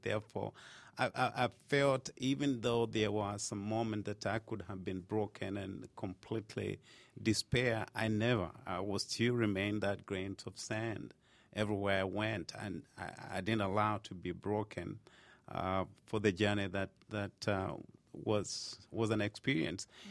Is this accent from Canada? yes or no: no; Kenya; moved away as an adult; now in United States; I was born in Kenya and I moved to United States when I was about twenty-something, twenty-something years